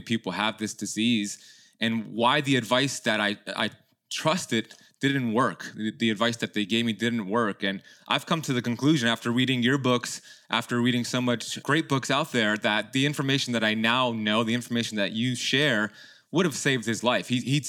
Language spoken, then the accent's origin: English; Miami, Florida, United States; born there; my parents immigrated from Iran back in the 70s, and they had my sister and then me, and I was born here in Miami.